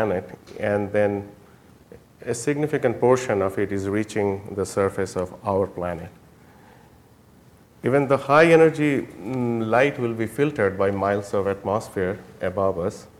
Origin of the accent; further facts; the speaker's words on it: Jaipur, Rajasthan, India; moved away; I was born in Jaipur, India